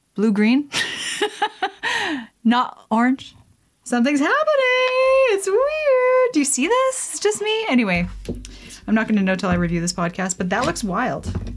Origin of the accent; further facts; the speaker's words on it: Canada; I am Canadian